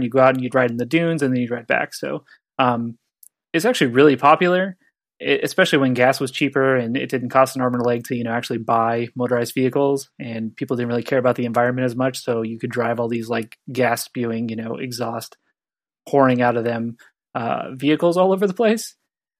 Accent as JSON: {"language": "English", "town": "San Diego", "region": "California", "country": "United States", "said": "I'm from San Diego"}